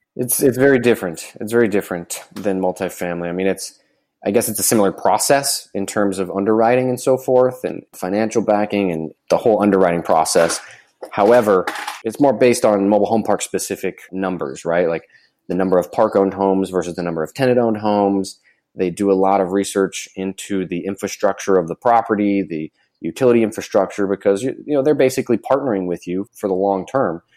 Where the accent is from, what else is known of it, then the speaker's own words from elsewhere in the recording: Florida, United States; I'm from Florida.